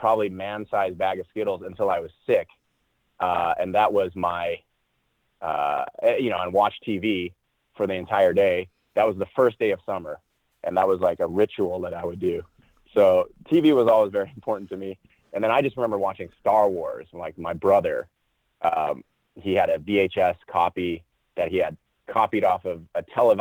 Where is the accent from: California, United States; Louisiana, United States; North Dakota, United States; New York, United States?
California, United States; Cerritos; also born or lived in Rockford, Illinois; I just grew up out in Southern California